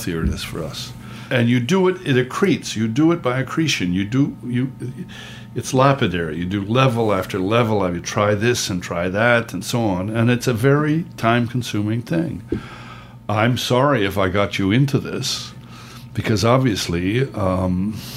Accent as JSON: {"language": "English", "country": "Canada", "also_born_or_lived": "United States"}